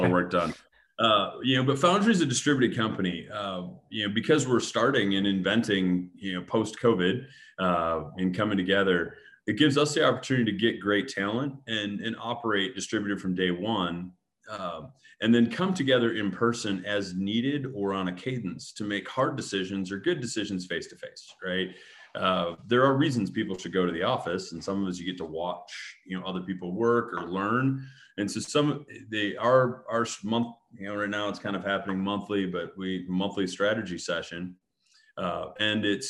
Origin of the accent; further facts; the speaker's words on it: Grand Rapids, Michigan, United States; Grand Rapids, Michigan, my hometown.